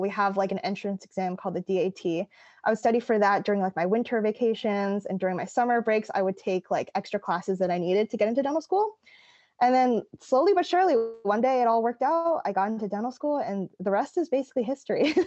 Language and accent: English; East Coast, United States; I grew up on the East Coast